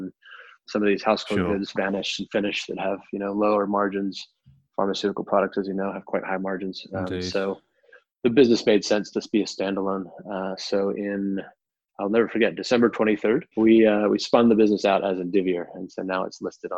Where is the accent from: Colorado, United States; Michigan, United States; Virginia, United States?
Virginia, United States; Richmond; accent: American; moved away as an adult; also born or lived in New York; now in London, United Kingdom; moving back to my hometown, Richmond, Virginia, from New York